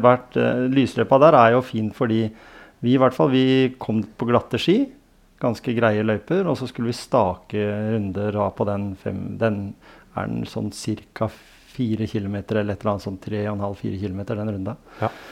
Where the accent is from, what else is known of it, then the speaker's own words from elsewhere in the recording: Grenland, Vestfold og Telemark, Norway; Grenland, der jeg kommer fra